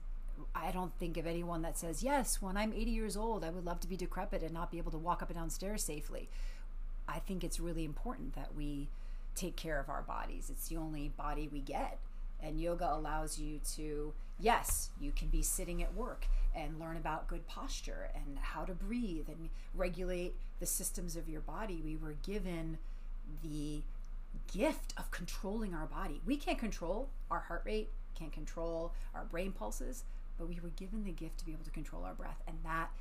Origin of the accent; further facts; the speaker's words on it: New York, United States; moved away; I was born in New York and raised in New York